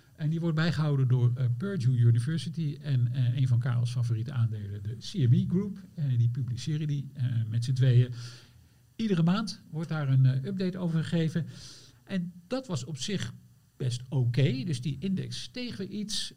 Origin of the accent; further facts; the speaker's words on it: eastern Netherlands, Netherlands; now in Amsterdam, Netherlands; ik kom oorspronkelijk uit het oosten van het land.